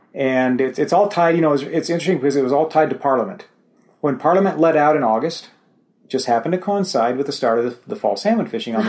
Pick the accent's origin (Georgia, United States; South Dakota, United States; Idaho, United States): Idaho, United States; American West, Idaho Rockies, United States; I grew up in a place where we had Forest Service land on one side and BLM land on the other side at 5,000 feet in the Idaho Rockies.